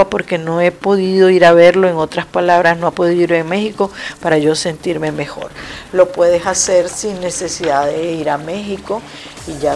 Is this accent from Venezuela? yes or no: yes; Venezuela; moved away; mi mamá murió estando yo aquí eh, después que me vine de Venezuela no pude estar allá en, Venezuela.